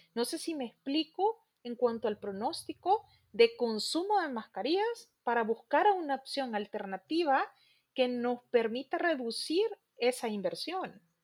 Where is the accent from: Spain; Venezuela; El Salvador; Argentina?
El Salvador; nosotros como salvadoreños